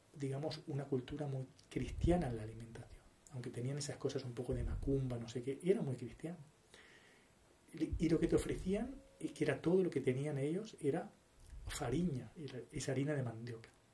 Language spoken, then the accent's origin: Spanish; Uruguay; Soy uruguayo